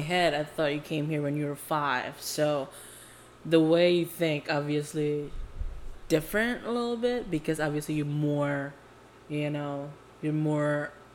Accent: Jakarta, Indonesia; now in California, United States; I was born and raised in Indo, um, Jakarta to be exact

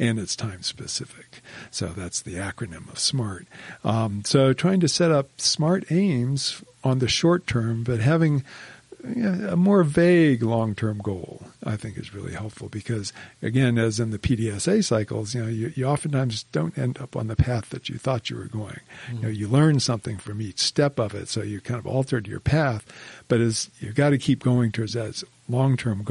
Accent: Miami, Florida, United States; moved away as an adult; also born or lived in New York City; now in Utah, United States; I grew up in Miami, Florida.

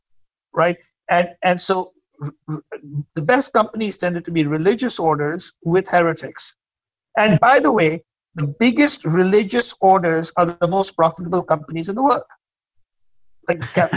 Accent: India; moved away; because I came from India, and I was, as you know, immigrants are forever looking at things from an outside perspective.

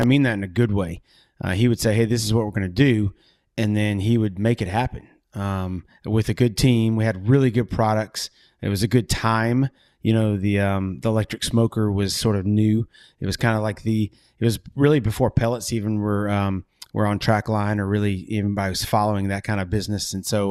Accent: Southeast, United States; as a kid growing up in the Southeast, around cooking in the backyard, either my dad, my uncles, family.

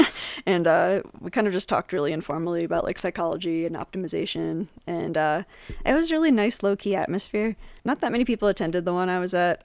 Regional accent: Jersey Shore, New Jersey, United States; now in Colorado, United States; I'm from the Jersey Shore originally

